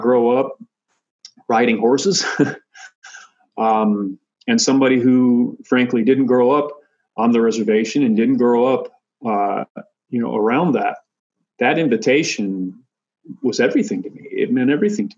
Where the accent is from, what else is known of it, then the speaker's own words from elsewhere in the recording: Michigan, United States; Having grown up far away from my Lakota ancestors and relatives, I grew up in Michigan, far away from them